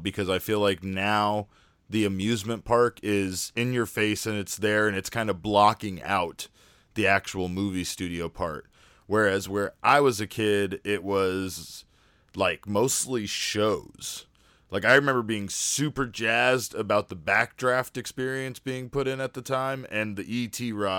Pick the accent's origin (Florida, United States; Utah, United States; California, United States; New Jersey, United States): California, United States; Woodland Hills; But yeah, I grew up in the Woodland Hills, Southern California area, so I went to a lot of non-Disneyland theme parks